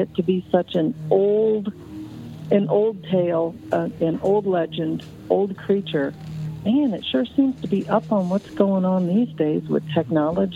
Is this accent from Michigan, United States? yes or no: yes; Michigan, United States; I grew up in Michigan and went camping in the Manistee National Forest the whole time I was growing up